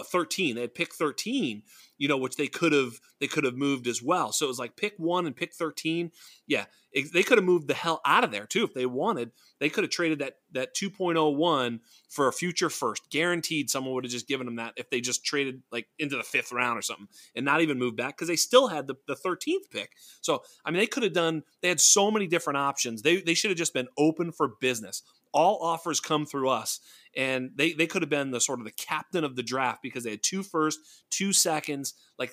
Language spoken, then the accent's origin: English; Boston, Massachusetts, United States; I'm a New England Patriots fan. I'm from Boston